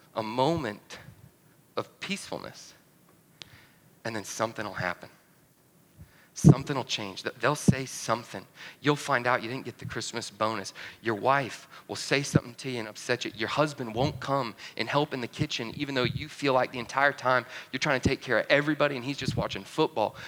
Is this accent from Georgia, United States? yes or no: yes; North Georgia, United States; moved away; My family, originally, I'm from North Georgia